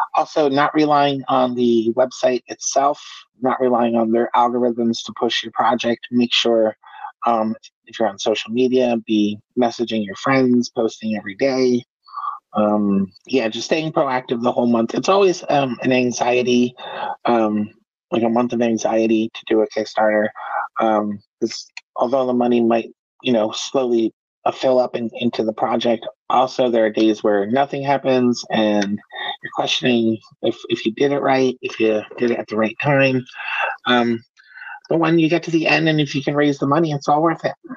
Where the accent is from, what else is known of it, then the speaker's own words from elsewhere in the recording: United States; I am an American uh, writer